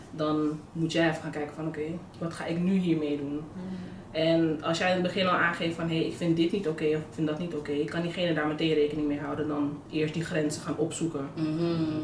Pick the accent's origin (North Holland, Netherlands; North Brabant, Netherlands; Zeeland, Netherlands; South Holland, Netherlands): North Holland, Netherlands; Amstelveen; Ik ben 23 eh, jaar en ik kom uit Amstelveen.